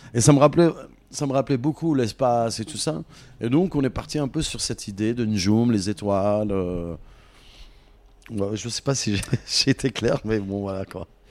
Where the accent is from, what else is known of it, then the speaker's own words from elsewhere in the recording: Paris, Île-de-France, France; also born or lived in Algeria; je suis parisien